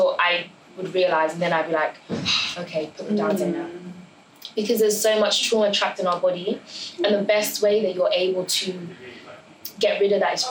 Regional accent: Ireland; now in United Kingdom; I grew up in Ireland for 12 years.

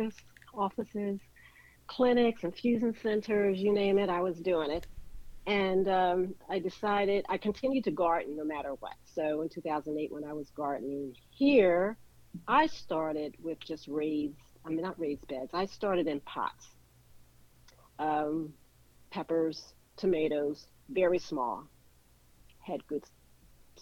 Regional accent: Philadelphia, Pennsylvania, United States; moved away as an adult; also born or lived in Wynnefield, Pennsylvania / West Chester, Pennsylvania; now in Atlanta, United States; I was born and raised in West Philadelphia.

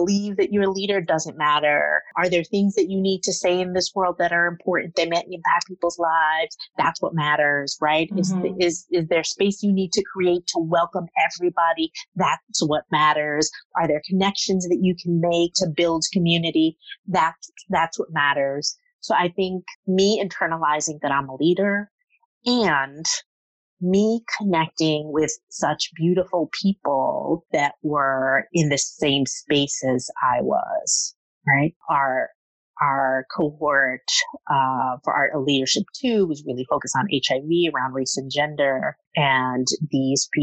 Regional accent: Jersey City, New Jersey, United States; I grew up in Jersey City in sort of the area that has been gentrified.

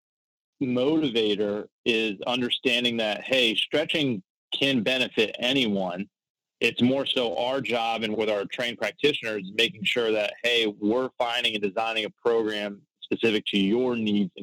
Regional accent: Florida, United States; I'm actually born and raised in Florida

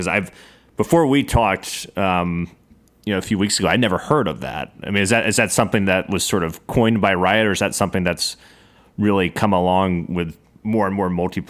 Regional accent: the South, United States; accent: Southern; See, it's a hard thing for me with my Southern accent.

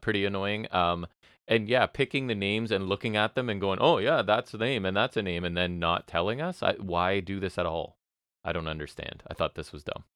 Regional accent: Canada

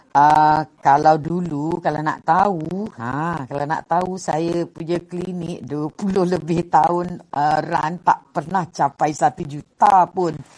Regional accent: Sungai Besar, Selangor, Malaysia; saya sebenarnya orang kampung je. Okey, saya daripada Sabak Bernam, Sungai Besar Sabak Bernam, Selangor.

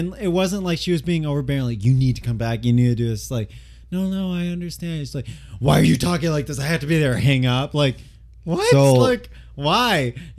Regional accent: Midwest, United States; I grew up in the Midwest too, like from not like a upper class family

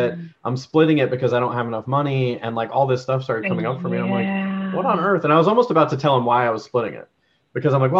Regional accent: North Carolina, United States; also born or lived in Georgia, United States; now in Canada; I grew up in North Carolina and well, Georgia and North Carolina, and I was in high school for North Carolina

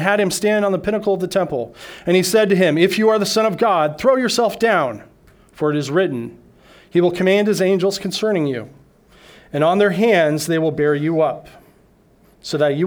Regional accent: Denver, Colorado, United States; moved away as an adult; now in Okinawa, Japan; I flew back to my hometown of Denver, Colorado

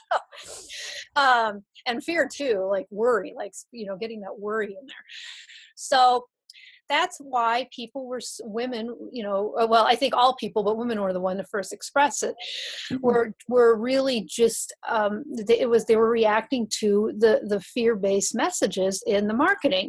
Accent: Wisconsin, United States; I grew up in Wisconsin

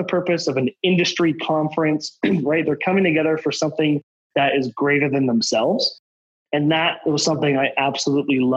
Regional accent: Southern Alberta, Canada; I grew up in Southern Alberta, like I said, I lived in a whole bunch of different cities, and I'm in Alberta by choice

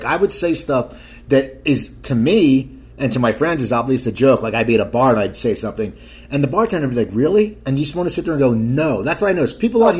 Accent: Cherry Hill, New Jersey, United States; moved away; also born or lived in San Diego; I grew up in Cherry Hill, yeah.

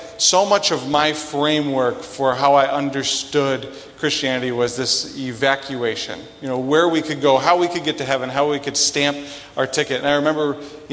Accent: Sioux Falls, South Dakota, United States; I'm originally from Sioux Falls.

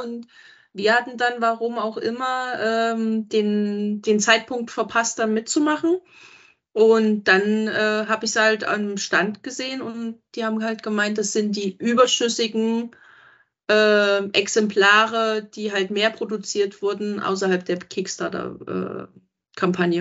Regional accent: Gera, Thuringia, Germany; ich bin auch aus Thüringen. Ja, ich komme aus Gera

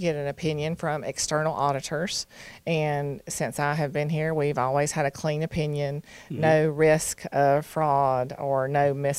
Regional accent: Douglasville, Georgia, United States; I grew up in Douglasville. I graduated from Lithia Springs High School. My father graduated from Douglas County High School in 1957, so I am a local.

